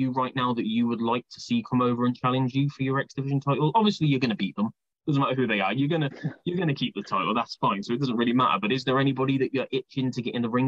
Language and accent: English; United Kingdom; As a British guy